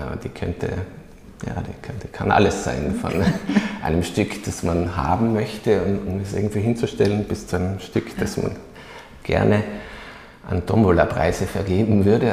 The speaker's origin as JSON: {"language": "German", "area": "Oberland", "region": "Tyrol", "country": "Austria", "tie": "born or raised there", "said": "wenn man aufgewachsen ist im Oberland"}